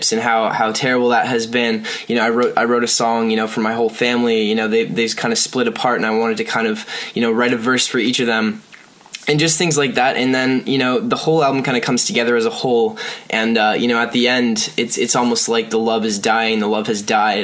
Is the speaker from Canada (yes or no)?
yes; Lindsay, Ontario, Canada; I was born in Ontario, Canada, in this tiny little town called Lindsay, and there's pretty much nothing there, but that's the place that kind of, you know, made me want to make music